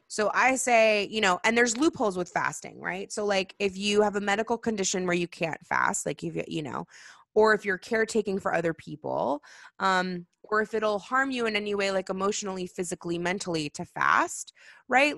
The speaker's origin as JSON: {"language": "English", "town": "Seattle", "region": "Washington", "country": "United States", "tie": "born or raised there", "also_born_or_lived": "California", "moved": "yes", "said": "growing up in Seattle"}